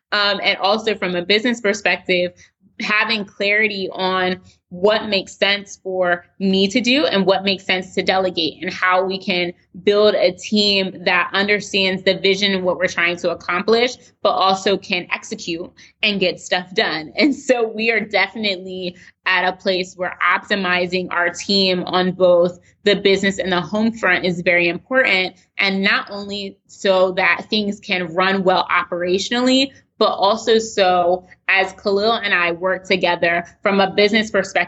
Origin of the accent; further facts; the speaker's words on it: Baltimore, Maryland, United States; So we moved closer to family, close originally from Baltimore, from Pennsylvania.